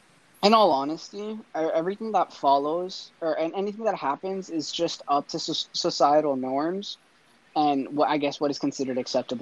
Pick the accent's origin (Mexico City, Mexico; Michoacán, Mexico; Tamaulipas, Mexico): Michoacán, Mexico; I'm from Michoacán.